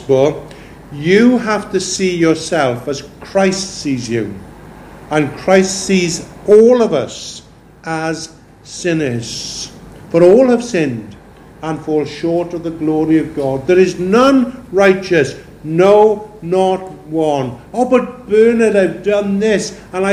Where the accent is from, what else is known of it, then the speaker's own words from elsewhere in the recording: Pembrokeshire, Wales, United Kingdom; Growing up in Pembrokeshire, they used to say, there's none so blind as them as won't see.